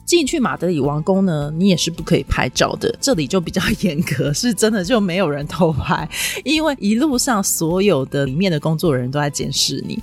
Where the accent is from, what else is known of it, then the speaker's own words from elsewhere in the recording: Taiwan; “你从哪里来的？”我说：“台湾。”